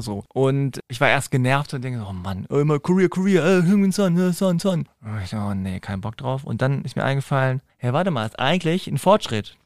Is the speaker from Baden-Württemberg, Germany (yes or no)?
no; Hanover, Lower Saxony, Germany; in Hannover, meiner Heimatstadt